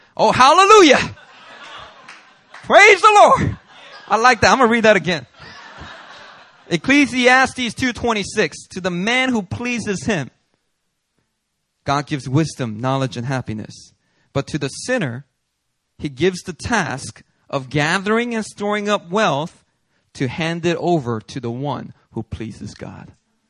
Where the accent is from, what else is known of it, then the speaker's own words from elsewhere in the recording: Daegu, South Korea; I'm from Daegu, so a lot of Gyeongsangdo men, they don't say much, right?